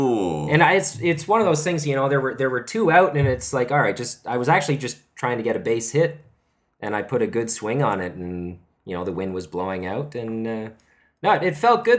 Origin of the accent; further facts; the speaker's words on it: Canada; now in South Korea; As a Canadian, we were all taught like game seven overtime winner